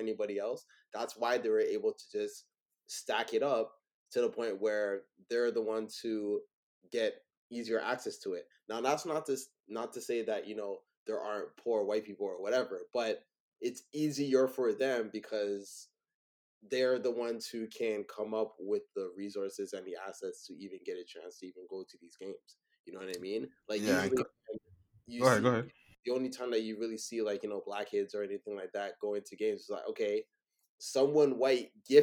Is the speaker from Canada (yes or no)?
yes; Toronto, Ontario, Canada; I was raised in Scarborough.